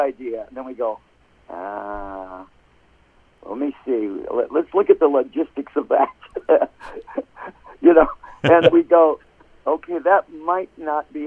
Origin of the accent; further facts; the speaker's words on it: Detroit, Michigan, United States; now in Phoenix, United States; I'm from Detroit